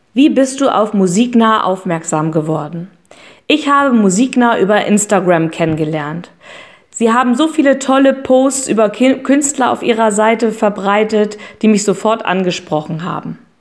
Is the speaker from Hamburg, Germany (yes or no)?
yes; Hamburg, Germany; ich komme aus Hamburg